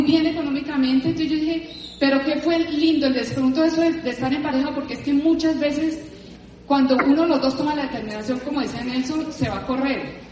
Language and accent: Spanish; Cali, Valle del Cauca, Colombia; moved away as an adult; now in Bogotá, Colombia; yo vengo de Cali, toda la vida en Cali